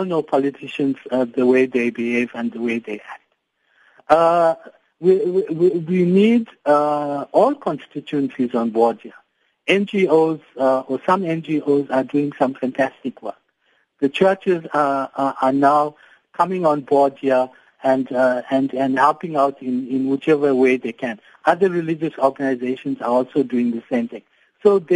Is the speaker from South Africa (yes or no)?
yes; South Africa; to be proudly South African